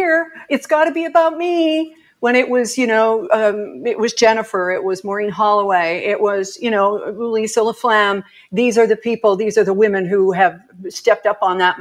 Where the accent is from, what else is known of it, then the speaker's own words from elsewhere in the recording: Edmonton, Alberta, Canada; also born or lived in Ontario; now in Vancouver Island, Canada; I was born in Edmonton, spent a lot of summers in Turner Valley